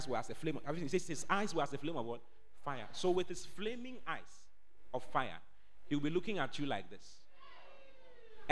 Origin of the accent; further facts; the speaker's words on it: Accra, Greater Accra, Ghana; moved away as an adult; now in Kumasi, Ghana; I was born and bred in Accra